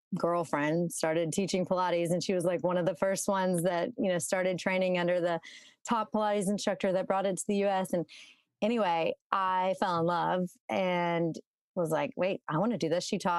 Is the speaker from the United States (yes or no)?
yes; Baton Rouge, Louisiana, United States; moved away as an adult; also born or lived in Austin, Texas; now in Jackson, Mississippi, United States; So I grew up in Baton Rouge, Louisiana, not far from Jackson, where my husband's from. Grew up in Baton Rouge, stayed there until college, and I went to UT, University of Texas in Austin, for college. Louisiana girl.